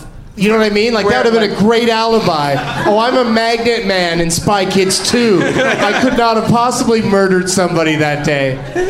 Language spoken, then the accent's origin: English; Austin, Texas, United States; now in California, United States; I'm 31. I'm from Austin, Texas.